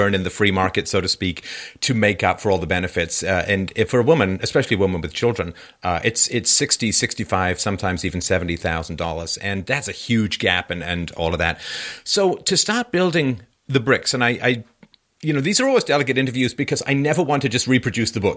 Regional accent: London, United Kingdom; I grew up in London. I was born in 66.

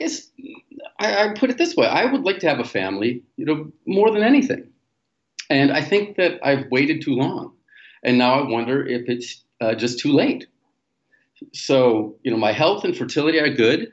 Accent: United States; moved away as an adult; also born or lived in Europe / Asia; now in Latin America; I was born in the States

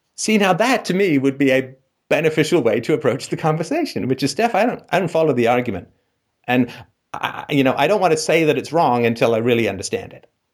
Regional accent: Ireland; I'm Irish.

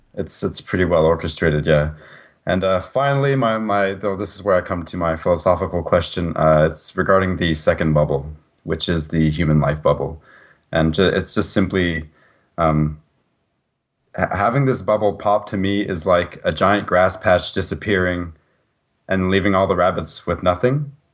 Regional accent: Canada; being a Canadian citizen

